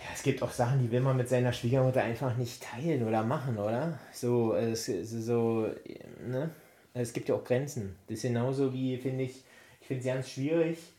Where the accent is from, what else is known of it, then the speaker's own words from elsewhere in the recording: East Germany, Germany; ich komme aus dem Osten, wir hatten ja früher ich wenig